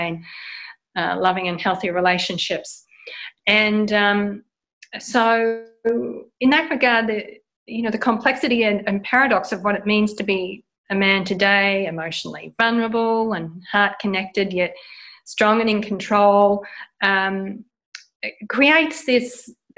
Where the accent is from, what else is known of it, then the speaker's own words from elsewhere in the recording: Australia; moved away as an adult; also born or lived in United States / London / France; now in Portugal; So I'm originally from Australia and I've lived abroad about 35 years now.